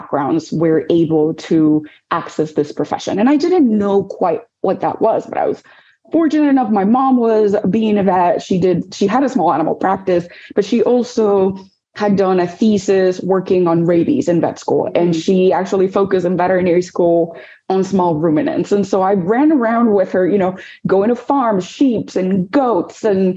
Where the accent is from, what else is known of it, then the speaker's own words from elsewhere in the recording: Dominican Republic; moved away; also born or lived in New York City; I grew up in the Dominican Republic, and there my mom is a veterinarian.